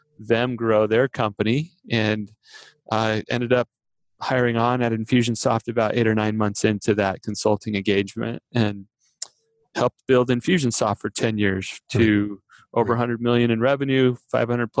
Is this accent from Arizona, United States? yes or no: yes; Phoenix, Arizona, United States; I grew up in the Phoenix area